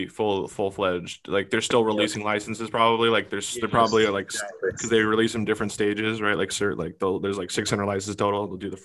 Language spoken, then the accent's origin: English; Seattle, Washington, United States; I'm from Seattle.